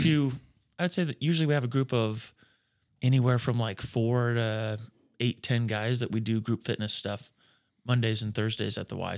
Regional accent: Atkinson, Nebraska, United States; moved away as an adult; also born or lived in Iowa; now in Norfolk, United States; So I grew up in Atkinson

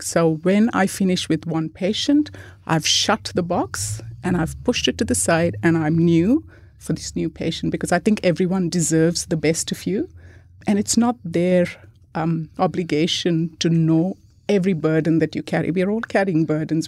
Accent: India; moved away; I grew up in India.

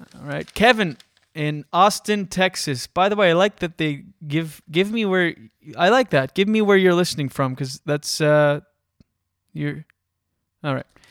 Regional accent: Moncton area, New Brunswick, Canada; now in Toronto, Canada; I'm from Skiduk, so Moncton. That's my hometown

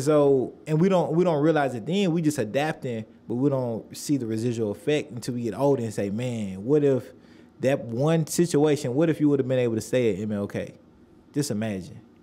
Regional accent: Nashville, Tennessee, United States; originally from Nashville

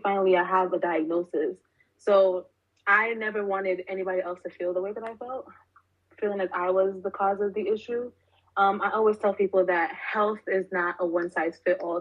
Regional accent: New York City, New York, United States; born and raised in Brooklyn, New York.

